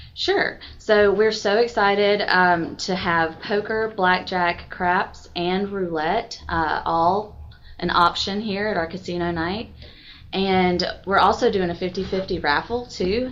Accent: Milledgeville, Georgia, United States; moved away as an adult; also born or lived in Macon / Atlanta; now in Newnan, United States; I'm from Milledgeville, Georgia

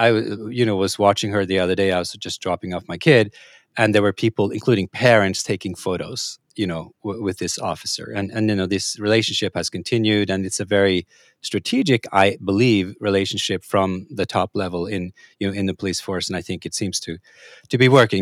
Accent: Norway; moved away; I come from a, a, I'm a country originally, Norway

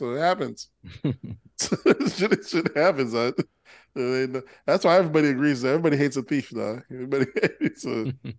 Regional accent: Palm Beach, Florida, United States; We're from Palm Beach

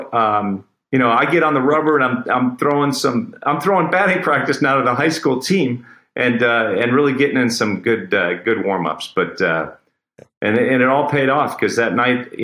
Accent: Cleveland, Ohio, United States; I'm from Cleveland

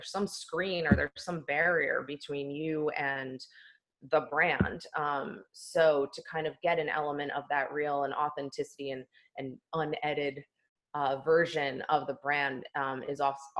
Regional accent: East Coast, United States; now in Los Angeles, United States; I was born and raised on the East Coast for 40 years. We moved out to LA, where we now live as a family of four, in 2018.

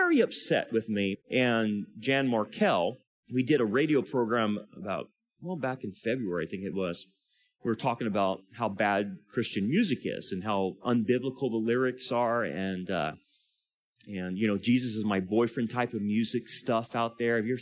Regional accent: California, United States; I'm from California

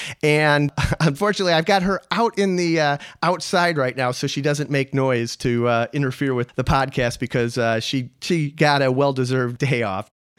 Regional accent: United States; also born or lived in Bulgaria; as an American

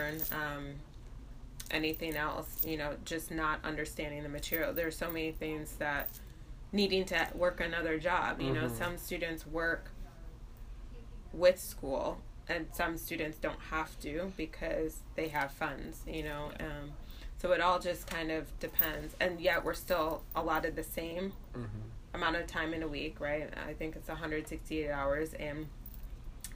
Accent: Ann Arbor, Michigan, United States; I'm also from Ann Arbor

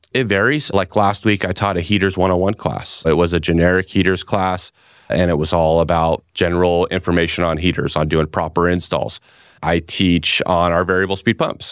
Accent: California, United States; moved away as an adult; now in Gilbert, Arizona, United States; was born and raised in California my whole life.

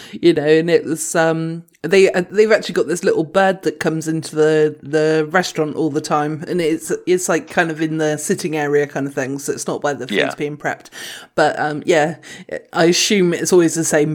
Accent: United Kingdom; we're British

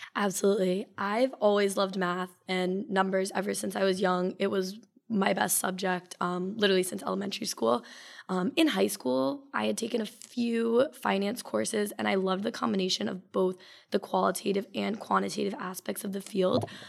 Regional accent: Simsbury, Connecticut, United States; I'm from Simsbury, Connecticut

